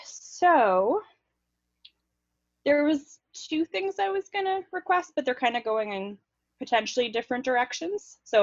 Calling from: San Jose, California, United States; I am calling from San Jose, California.

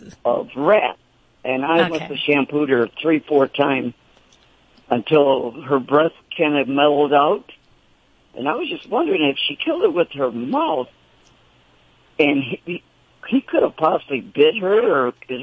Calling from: Phoenix, Arizona, United States; I'm calling from Phoenix, Arizona.

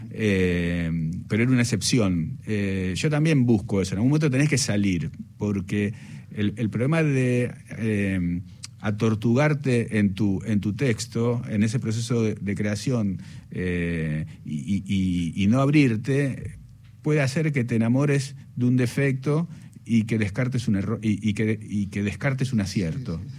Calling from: Buenos Aires, Argentina; Hola, buenas tardes … de Belgrano para participar en la muralla y los libros

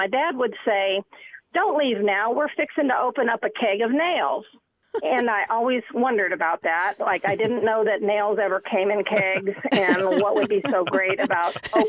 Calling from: Huntsville, Alabama, United States; I'm calling from the Rocket City, Huntsville, Alabama.

